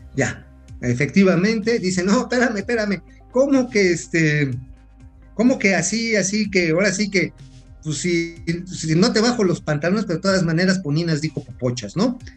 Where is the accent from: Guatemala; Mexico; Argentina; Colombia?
Mexico